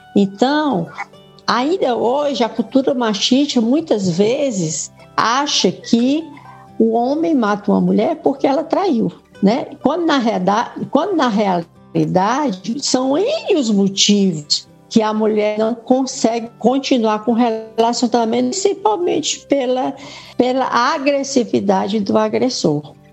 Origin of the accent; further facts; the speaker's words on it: Fortaleza, Ceará, Brazil; also born or lived in São Paulo; eu vim para Fortaleza